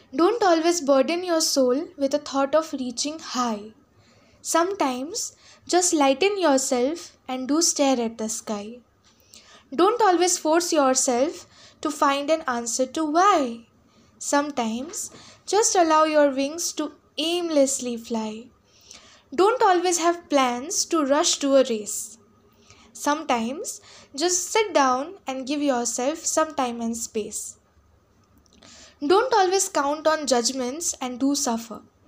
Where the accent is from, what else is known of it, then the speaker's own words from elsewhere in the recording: Jalpaiguri, West Bengal, India; from Jalpaiguri, West Bengal. Recently, I'm in class twelve, Saint Paul's School.